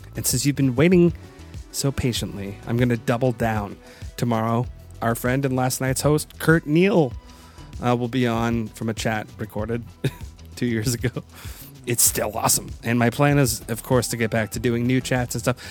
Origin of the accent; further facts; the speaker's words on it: Waterloo, Ontario, Canada; moved away; I'm from Waterloo, Ontario.